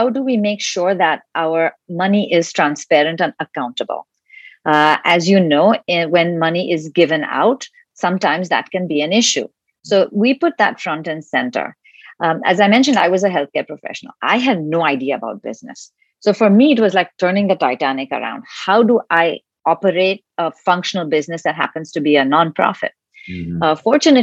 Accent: India; moved away; I'm originally from India

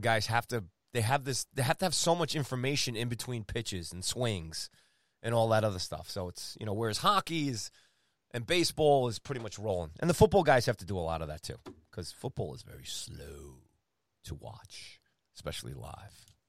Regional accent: Long Island, New York, United States; I grew up on Long Island

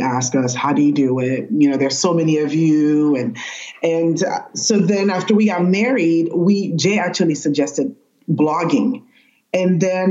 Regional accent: Haiti; I'm Haitian from Haiti

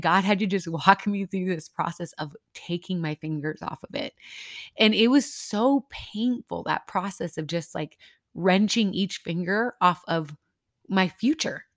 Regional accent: Midwest, United States; now in El Paso, United States; I'm originally from the Midwest

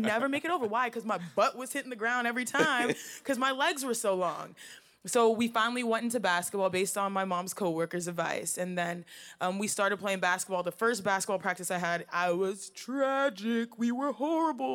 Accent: Houston, Texas, United States; moved away; with four girls in the house in Houston, Texas

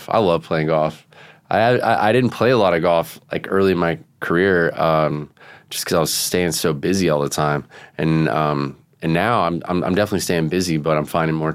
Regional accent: Vero Beach, Florida, United States; I grew up with Marty in Vero Beach, Florida.

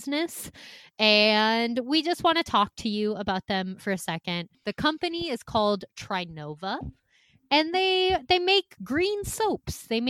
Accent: Midwest, United States; growing up in the Midwest is you fucking learn how to survive

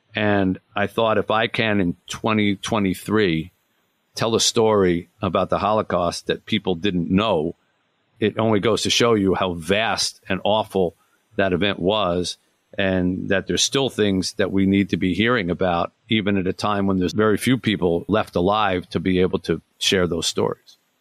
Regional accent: Detroit, Michigan, United States; my hometown here of Detroit

